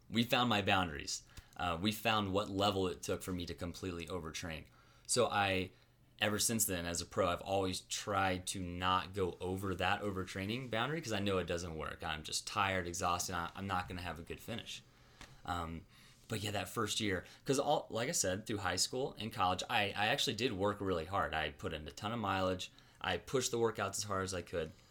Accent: Raleigh, North Carolina, United States; moved away as an adult; also born or lived in Hickory, North Carolina; now in Flagstaff, United States; I was born in Raleigh. Lived the first ten years of my life in Raleigh

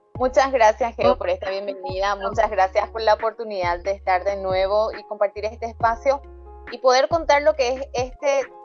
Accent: Paraguay; acá en mi país

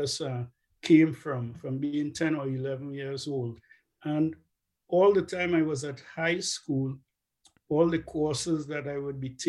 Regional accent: Trinidad & Tobago; moved away as an adult; now in Canada; I'm originally from Trinidad.

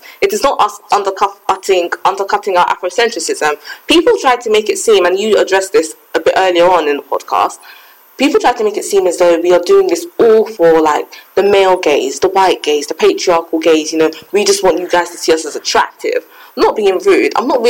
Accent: Ghana; I mean, I'm Ghanaian. My parents, they're lighter than me.

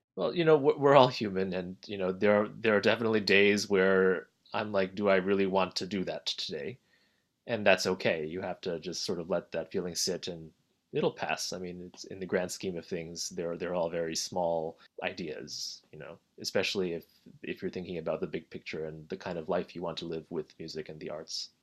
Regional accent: New Jersey, United States; I grew up in New Jersey.

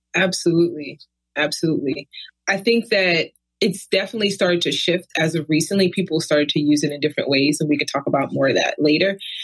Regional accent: New York City, New York, United States; moved away as an adult; also born or lived in California; now in Davis, United States; I was born and raised in Brooklyn, lived there pretty much my entire life.

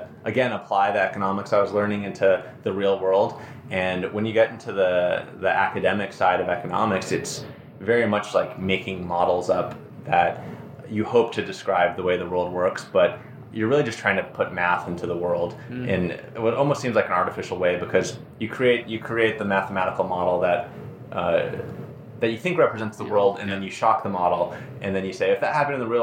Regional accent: Phoenix, Arizona, United States; also born or lived in Hawaii; now in Madison, United States; I'm originally from Phoenix, although I was born in Hawaii

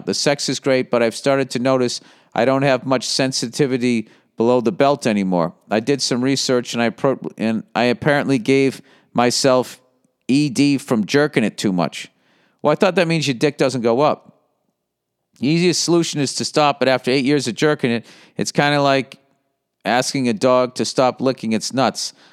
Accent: Boston, Massachusetts, United States; accent: Boston; my fucking Boston accent

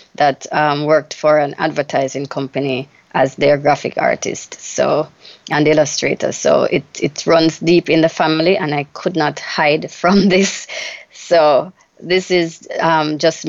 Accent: Jamaica; Growing up in Jamaica as a child

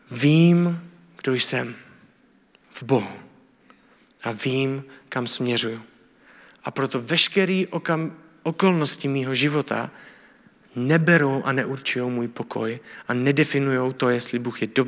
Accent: Czechia; A jsem Čech, ale jsem následovník Ježíše Krista.

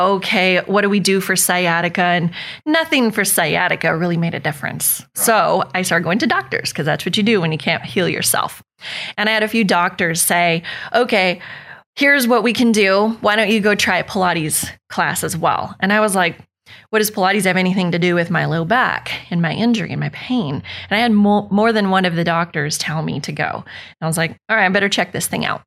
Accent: Northern California, United States; moved away as an adult; now in Oakhill; I'm from California. I'm from Northern California

